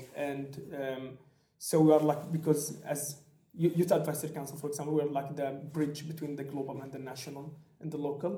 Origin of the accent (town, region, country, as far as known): Syria; English is a second language; moved away as an adult; also born or lived in Aleppo, Syria; now in Germany